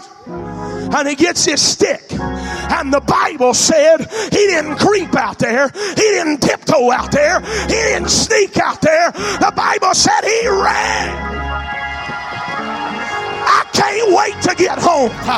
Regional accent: Alabama, United States; I'm from Alabama

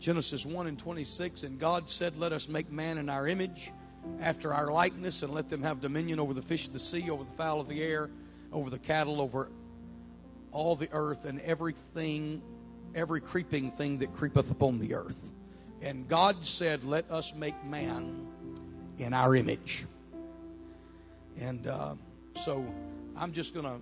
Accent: Beaumont, Texas, United States; moved away as an adult; now in Mississippi, United States; I was born and raised in the Beaumont, Texas area

